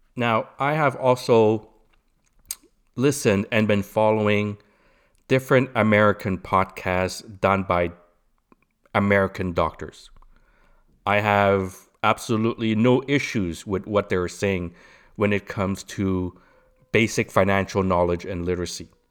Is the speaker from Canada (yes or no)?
yes; Canada; I'm Canadian